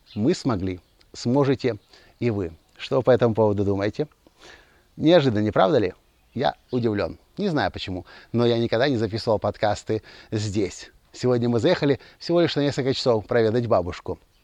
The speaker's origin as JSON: {"language": "Russian", "region": "Kyiv", "country": "Ukraine", "tie": "born or raised there", "also_born_or_lived": "Mliiv, Cherkasy Oblast, Ukraine", "said": "Я родился в Киеве, я вырос в Киеве, я обучался в Киеве, но все детство провел я здесь."}